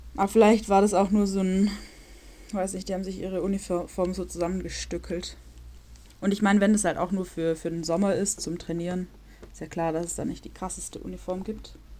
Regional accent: Germany; moved away as an adult; now in Warsaw, Poland; In meinem äh, Dorf, wo ich herkomme, wohnen 6000

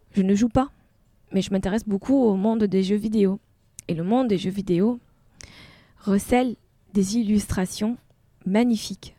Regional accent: Tunisia; moved away as an adult; now in France; Une fois que j'ai quitté la Tunisie

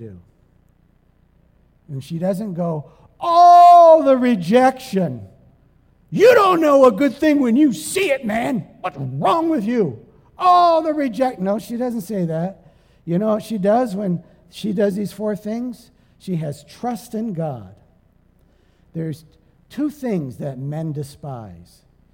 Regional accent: Sarnia, Ontario, Canada; moved away; also born or lived in East Providence, Rhode Island; I was from Sarnia, Ontario, Canada

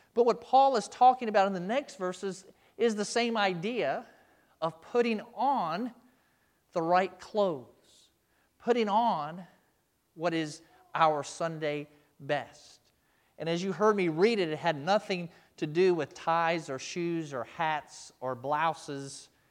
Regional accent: United States; as American Christians

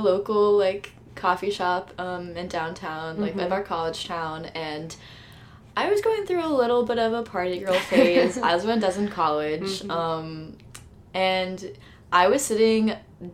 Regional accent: Dallas, Texas, United States; moved away as an adult; also born or lived in Iowa; I'm actually from Dallas, Texas.

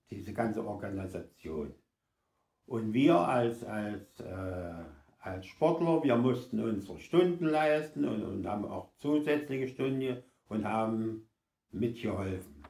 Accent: Thum, Saxony, Germany; also born or lived in Chemnitz; ich bin in Chemnitz geboren, mit mhm. sechs Jahren nach Thüm gekommen

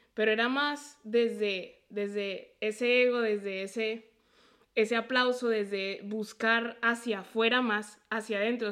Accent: a town near Puebla, Mexico; moved away; also born or lived in Colombia; yo crecí en un lugar donde nunca me sentí yo

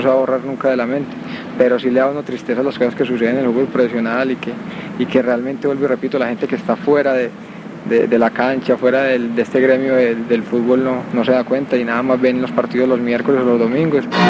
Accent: Colombia; also born or lived in Medellín / Cali; aquí en Colombia estamos en un país muy violento

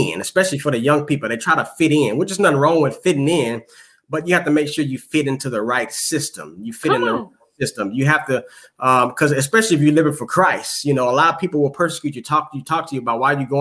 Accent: Houston, Texas, United States; I'm from Houston, Texas

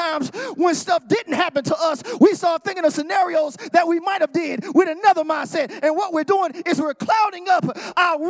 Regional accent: the South, United States; I'm from the South.

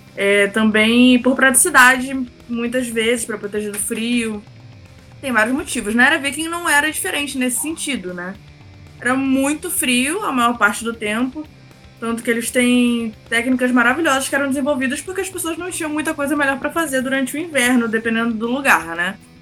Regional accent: Rio de Janeiro, Brazil; eu sou do Rio de Janeiro

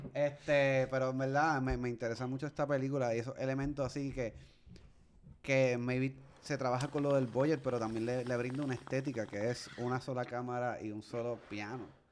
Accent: Puerto Rico; yo soy de aquí de Puerto Rico

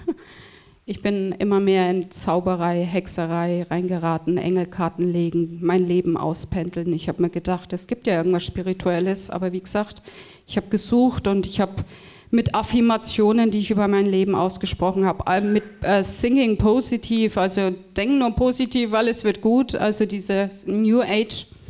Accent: Freudenberg, North Rhine-Westphalia, Germany; moved away; ich bin aufgewachsen im Siegerland das ist in Nordrhein-Westfalen, genau in äh, Freudenberg im Bethesda Krankenhaus.

